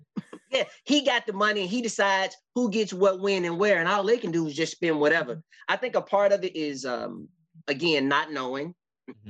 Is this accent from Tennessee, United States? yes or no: yes; Memphis, Tennessee, United States; I'm from Memphis